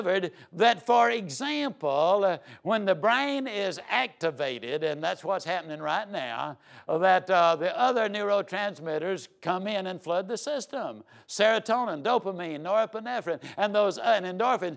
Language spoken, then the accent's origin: English; Yazoo City, Mississippi, United States; I was raised down in Yazoo City, Mississippi